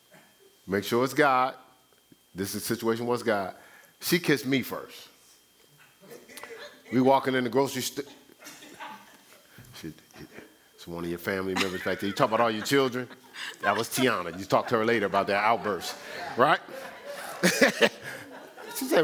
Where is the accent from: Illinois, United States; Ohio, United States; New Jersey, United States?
New Jersey, United States; Newark; my hometown, Newark, New Jersey.